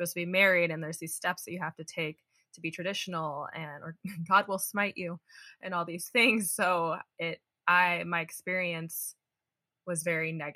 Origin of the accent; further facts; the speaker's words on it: Midwest, United States; I grew up in the Midwest